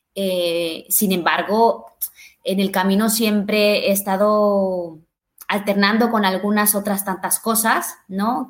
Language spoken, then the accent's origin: Spanish; Mexico; yo soy de México